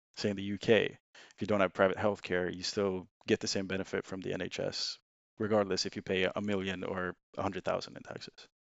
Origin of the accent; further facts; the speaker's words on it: Sweden; English is a second language; moved away as an adult; now in United Kingdom; I'm originally from Sweden. uh, moved to the U K in twenty seventeen, uh, to do university here